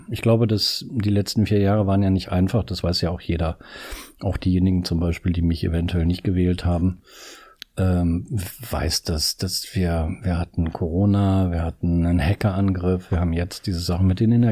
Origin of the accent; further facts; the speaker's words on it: Northern Germany, Germany; ich komme aus Norddeutschland und so, und früher bin ich viel Fahrrad gefahren